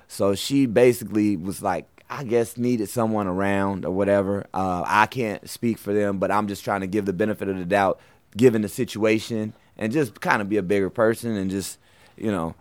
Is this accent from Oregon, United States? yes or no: yes; Portland, Oregon, United States; moved away as an adult; now in New York, United States; I'm Portland, Oregon